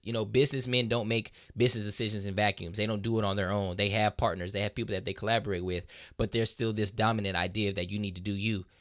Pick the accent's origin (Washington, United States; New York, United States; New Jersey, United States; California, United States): California, United States; Southern; I grew up in Southern California